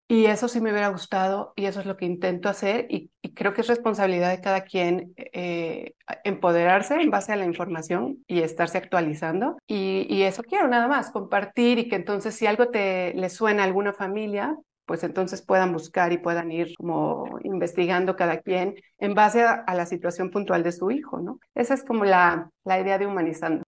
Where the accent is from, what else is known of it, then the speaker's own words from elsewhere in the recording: Mexico; soy de México